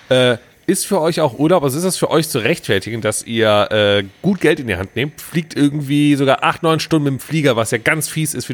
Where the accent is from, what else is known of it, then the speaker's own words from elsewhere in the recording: Southern Germany, Germany; Weil ich komme ja aus dem Süden Deutschlands.